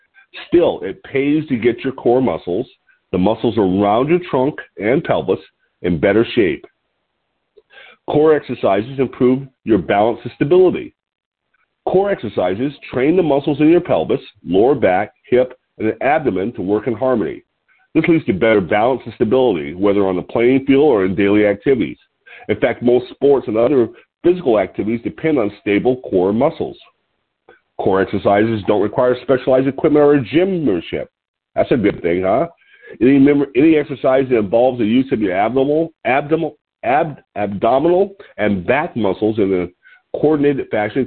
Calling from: Lompoc, California, United States; I'm your host today. I'm calling in from Lompoc, California, which sits 54 miles north of Santa Barbara on California's beautiful central coast.

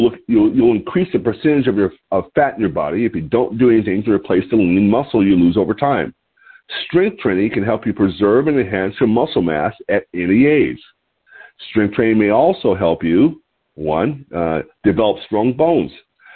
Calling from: Lompoc, California, United States; I'm your host. I'm calling in from Lompoc, California, which sits 54 miles north of Santa Barbara on California's beautiful central coast.

